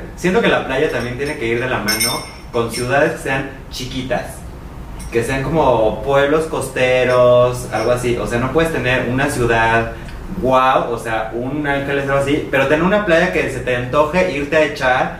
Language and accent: Spanish; Mexico City, Mexico; a los de la ciudad